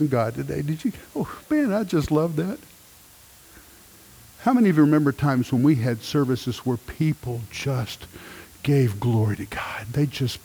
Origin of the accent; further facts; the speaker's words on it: United States; When we go to a different country, I'm American.